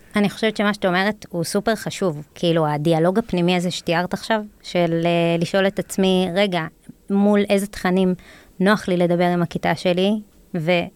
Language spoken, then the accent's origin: Hebrew; Jerusalem, Jerusalem District, Israel; ירושלמית, נולדתי וגדלתי בעיר הזאת